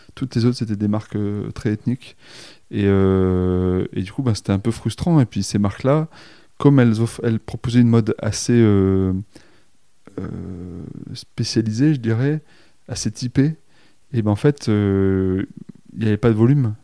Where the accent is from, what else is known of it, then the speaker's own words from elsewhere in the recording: Romans-sur-Isère, Auvergne-Rhône-Alpes, France; je suis originaire de Romans-sur-Isère dans la Drôme